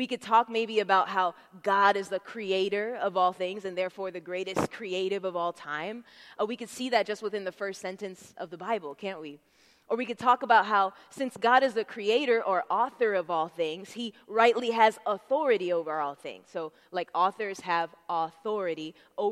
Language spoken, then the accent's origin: English; Tampa, Florida, United States; I'm from Tampa